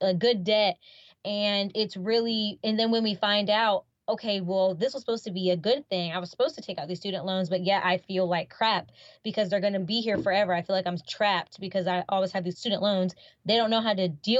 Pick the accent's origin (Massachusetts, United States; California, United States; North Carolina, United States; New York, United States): North Carolina, United States; now in Florida, United States; originally, I'm from North Carolina, here in the United States